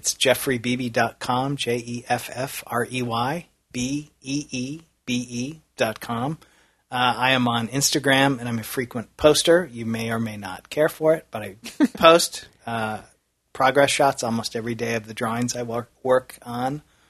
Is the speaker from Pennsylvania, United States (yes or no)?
no; Indiana, United States; growing up in Indiana